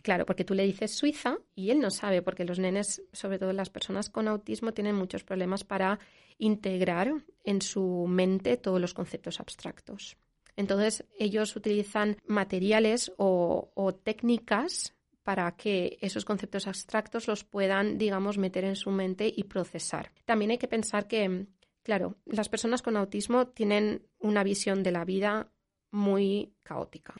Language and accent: Spanish; Valencia, Valencian Community, Spain; moved away as an adult; also born or lived in Switzerland; now in Zurich, Switzerland; somos de, de Valencia.